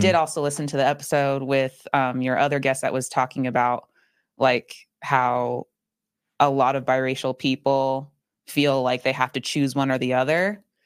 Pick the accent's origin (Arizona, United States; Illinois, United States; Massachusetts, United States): Arizona, United States; Phoenix; also born or lived in Chandler, Arizona; I grew up in Phoenix, Arizona. I was born and raised there